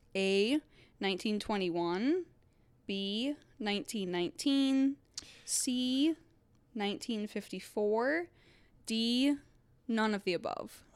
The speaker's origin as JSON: {"language": "English", "region": "Michigan", "country": "United States", "tie": "born or raised there", "moved": "yes"}